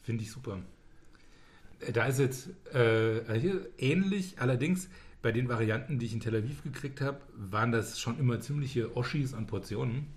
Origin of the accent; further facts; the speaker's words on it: Germany; als Deutscher